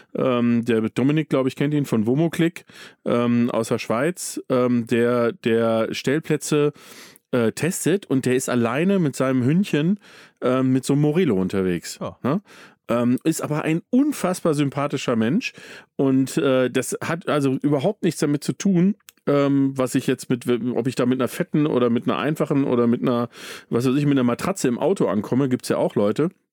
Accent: Datteln, North Rhine-Westphalia, Germany; now in Bavaria, Germany; ich bin aufgewachsen in Datteln

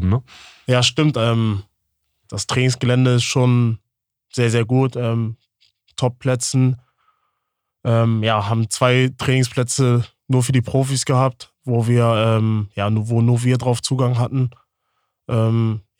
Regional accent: Hamburg, Germany; born there; auch wieder in die Nähe von, von der Familie, von den Freunden halt, äh, da ich gebürtig aus Hamburg komme.

